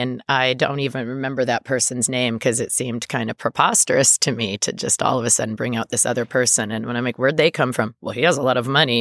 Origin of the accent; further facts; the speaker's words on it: Thousand Oaks, California, United States; I grew up in Thousand Oaks